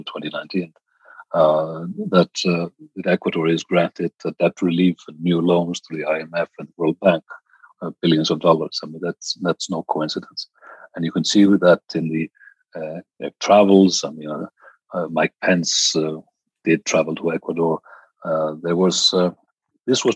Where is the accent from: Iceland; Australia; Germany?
Iceland; actually from my home country in Iceland